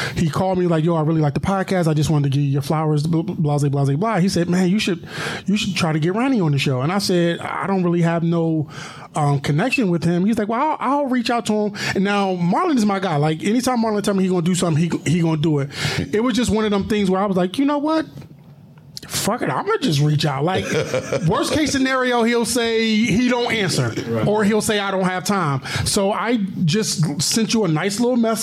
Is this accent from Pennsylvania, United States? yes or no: yes; Philadelphia, Pennsylvania, United States; now in Chicago, United States; I'm from Philadelphia